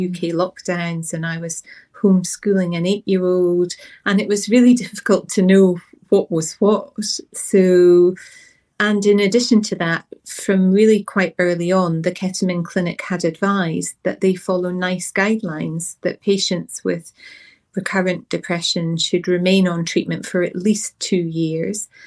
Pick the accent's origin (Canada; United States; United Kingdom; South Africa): United Kingdom; Scotland; moved away; The accent may give away that I'm originally from Scotland, although I don't currently live there